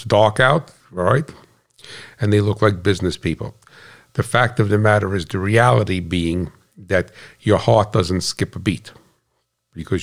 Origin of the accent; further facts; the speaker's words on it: United States; I'm American